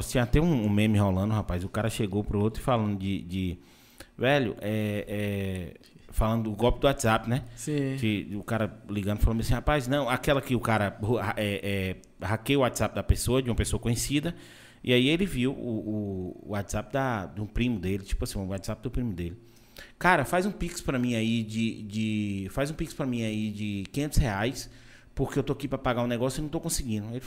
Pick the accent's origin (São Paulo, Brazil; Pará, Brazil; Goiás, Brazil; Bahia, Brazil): Goiás, Brazil; Anápolis; Eu sou de, eu sou de Anápolis